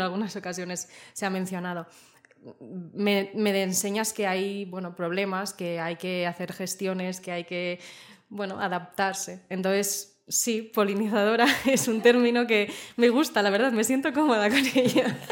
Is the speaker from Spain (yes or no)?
yes; Zaragoza, Aragon, Spain; moved away as an adult; now in Barcelona, Spain; yo soy de Zaragoza y vine a Barcelona a estudiar, ya hace siete años